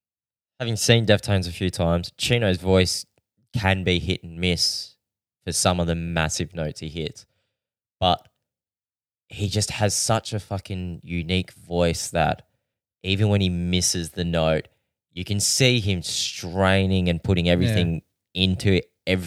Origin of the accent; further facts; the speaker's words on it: Adelaide, South Australia, Australia; And I said, well, we're from Adelaide.